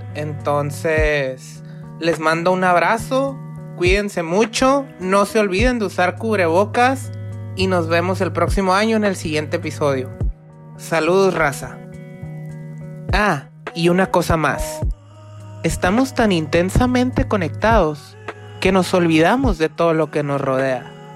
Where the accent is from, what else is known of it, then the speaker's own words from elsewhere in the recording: Mexico; somos los únicos mexicanos aquí sentados en el restaurante